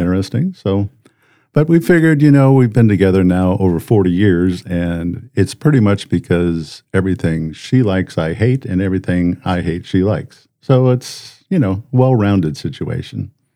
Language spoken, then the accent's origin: English; Colorado Springs, Colorado, United States; moved away as an adult; now in Brandon; we grew up in Colorado, Colorado Springs